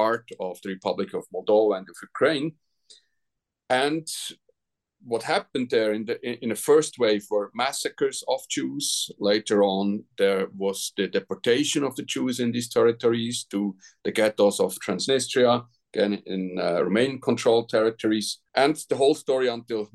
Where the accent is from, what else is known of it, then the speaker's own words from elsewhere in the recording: Switzerland; I'm from Switzerland